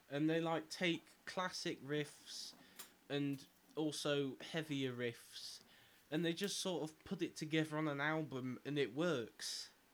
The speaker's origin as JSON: {"language": "English", "town": "Nottingham", "region": "East Midlands", "country": "United Kingdom", "said": "we're from Nottingham"}